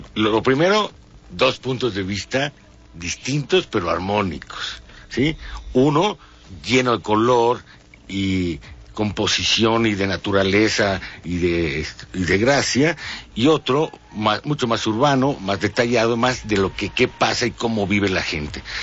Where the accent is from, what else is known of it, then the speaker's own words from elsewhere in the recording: Mexico City, Mexico; como mexicano chilango